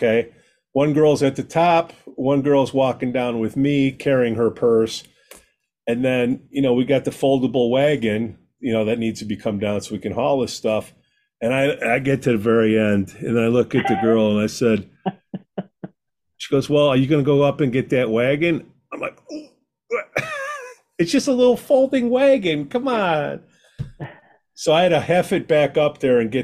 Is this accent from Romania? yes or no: no; Latvia; Being the Latvian that that I am